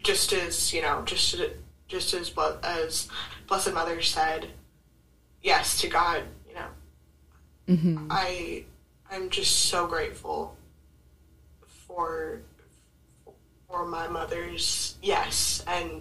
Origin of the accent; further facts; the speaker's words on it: Bay Area, California, United States; I was born up north in the Bay Area